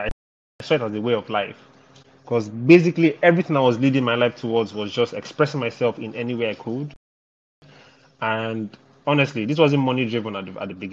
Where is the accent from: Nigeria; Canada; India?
Nigeria; Ibadan, Oyo; I grew up in Ibadan, but I didn't really school in Ibadan